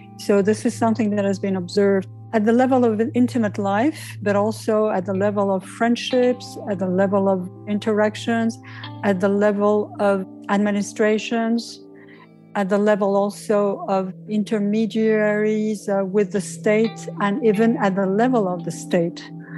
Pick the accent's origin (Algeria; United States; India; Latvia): Algeria; now in Paris, France; I'm an Algerian French citizen living in France. I'm speaking from Paris